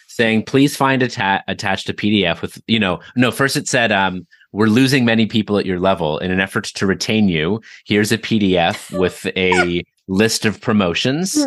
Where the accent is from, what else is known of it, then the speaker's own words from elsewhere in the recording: Toronto, Ontario, Canada; I grew up in Toronto, Canada